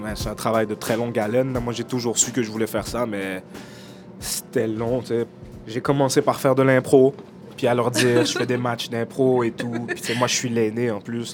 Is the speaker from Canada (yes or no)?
yes; Montreal, Quebec, Canada; J'ai mes amis d'enfance avec qui j'ai grandi dans le Nord, puis j'ai euh, Oussama, mon, ami d'enfance, est humoriste. Euh, Lamine, avec qui j'ai grandi ici aussi